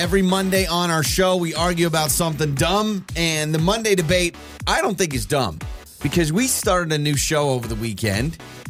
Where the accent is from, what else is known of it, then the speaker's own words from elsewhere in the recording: Idaho, United States; accent: Idahoan; I have an accent. I have an Idahoan accent.